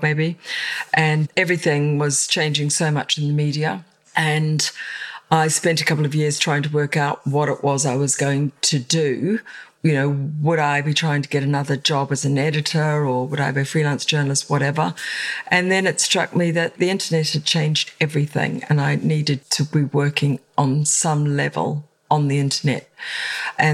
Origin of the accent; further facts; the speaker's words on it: Auckland, New Zealand; moved away as an adult; now in London, United Kingdom; I'm originally from New Zealand. I'm from Auckland.